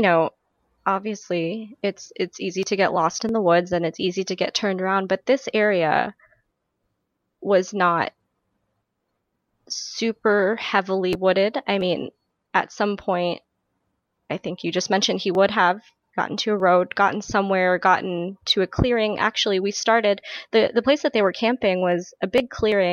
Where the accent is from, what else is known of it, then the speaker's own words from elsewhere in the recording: New Mexico, United States; I grew up in New Mexico.